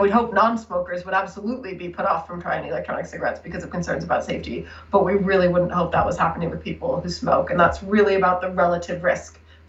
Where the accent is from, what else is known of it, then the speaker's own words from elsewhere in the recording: United States; now in United Kingdom; And as you might be able to tell from my accent, which is now a little bit of a hybrid, I've lived in the UK for quite a while now, but was raised in the US.